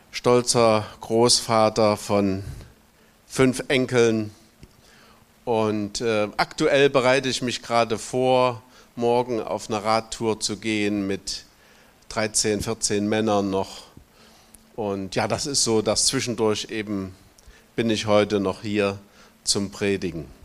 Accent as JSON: {"language": "German", "region": "Thuringia", "country": "Germany", "tie": "born or raised there", "said": "ich bin gebürtiger Thüringer, bin 32 Jahre meines Lebens in der DDR aufgewachsen und dort auch zum Glauben gekommen und habe da eine Berufung erlebt, Pastor zu werden"}